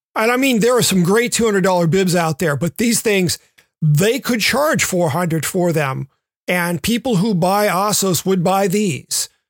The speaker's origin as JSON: {"language": "English", "region": "the South", "country": "United States", "tie": "born or raised there", "moved": "yes", "said": "growing up in the South, I spent a lot of time on the water"}